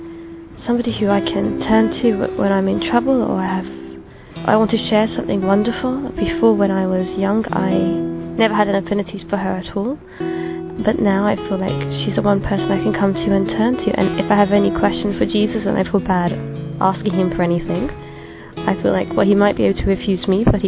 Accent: United Kingdom; I am British. My parents are Sri Lankan though. I'm 26 years old.

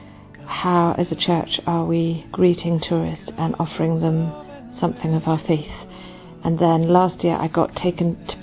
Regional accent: United Kingdom; I'm one of the Totus2us team, and I'm from Britain

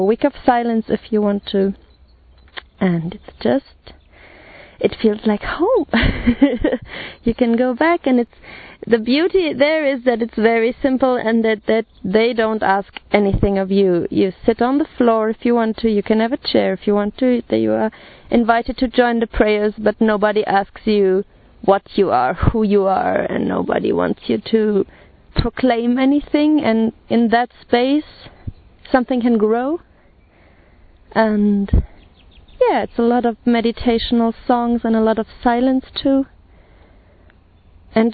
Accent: Germany; I'm from Germany, I'm 32 years old

